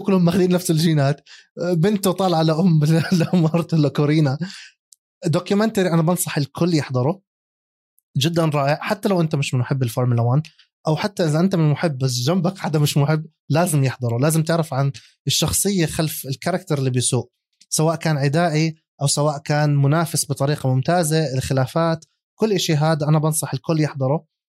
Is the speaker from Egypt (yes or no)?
no; Jordan; عندنا بالاردن